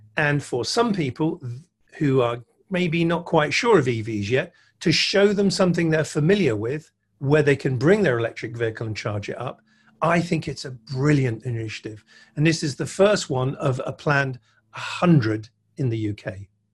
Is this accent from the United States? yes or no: no; United Kingdom; I'm a Brit